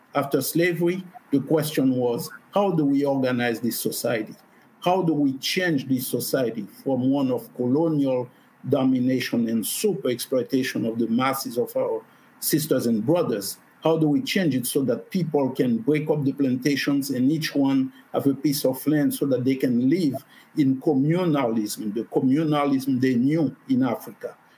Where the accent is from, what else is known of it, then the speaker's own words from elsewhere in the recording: Haiti; moved away; I'm originally from Haiti